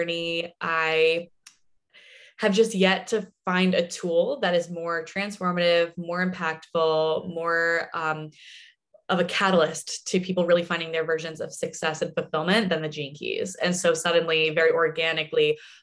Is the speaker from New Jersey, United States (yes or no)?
yes; New Jersey, United States; moved away as an adult; now in Santa Monica, United States; born and raised in New Jersey